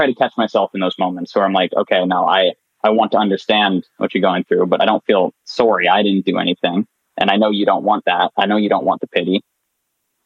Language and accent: English; Nova Scotia, Canada; moved away as an adult; now in Waterloo, Canada; I'm born and raised in Nova Scotia, and I'm going to university in Waterloo, Ontario